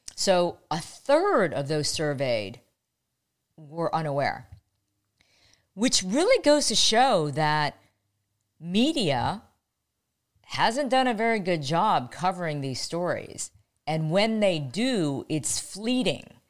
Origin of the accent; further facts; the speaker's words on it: Ohio, United States; when I was growing up in Ohio.